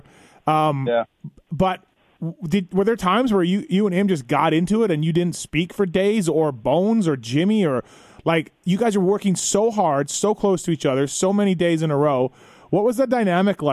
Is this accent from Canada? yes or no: yes; Canada; moved away; I'm from Canada